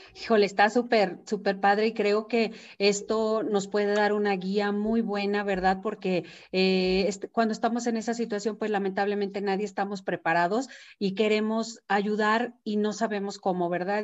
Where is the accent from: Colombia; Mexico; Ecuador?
Mexico; la cultura que tenemos nosotros mexicanos